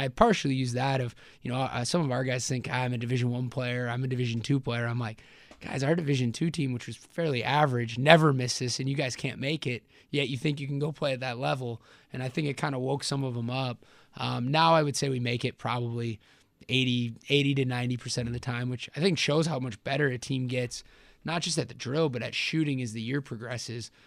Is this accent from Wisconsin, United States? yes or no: yes; Elkhart Lake, Wisconsin, United States; I'm from Elkhart Lake, Wisconsin